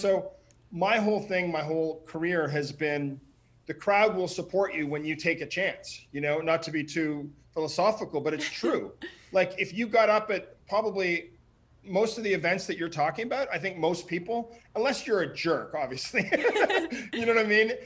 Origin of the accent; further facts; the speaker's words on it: Ottawa, Ontario, Canada; moved away; my hometown in Ottawa